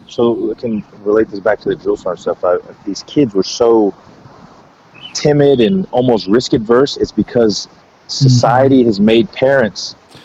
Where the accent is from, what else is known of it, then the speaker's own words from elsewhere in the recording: Texas, United States; Yeah, I'm from Texas.